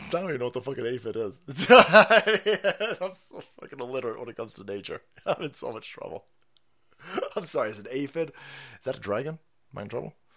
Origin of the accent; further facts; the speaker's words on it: Florida, United States; I'm from Florida